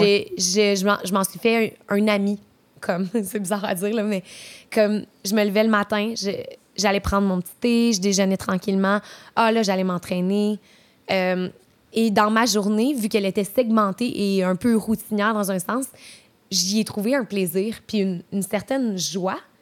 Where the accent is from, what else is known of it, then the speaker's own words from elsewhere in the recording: Trois-Rivières, Quebec, Canada; also born or lived in Montreal; now in Quebec City, Canada; je viens de Trois-Rivières originellement. Puis euh, j'ai déménagé euh, à Montréal. J'ai habité là pendant un bon petit bout